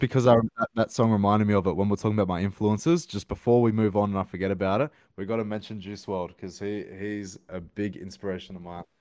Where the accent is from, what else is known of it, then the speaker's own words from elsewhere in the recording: Sydney, New South Wales, Australia; I live, I'm from Sydney, Australia